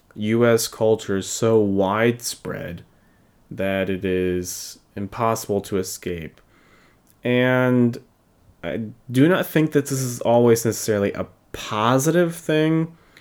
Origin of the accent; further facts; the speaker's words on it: United States; I am from the U S and I am American by birth and by culture